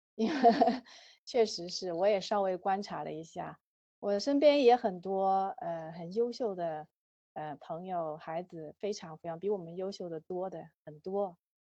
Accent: China; 我们都是中国人

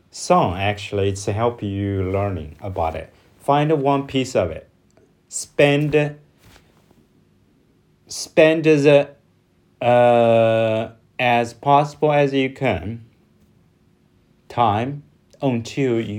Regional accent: China; from China.

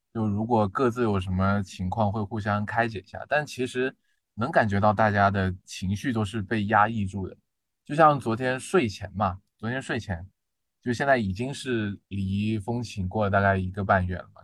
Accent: southern China, China; moved away as an adult; now in Changchun, China; 因为我是南方人嘛

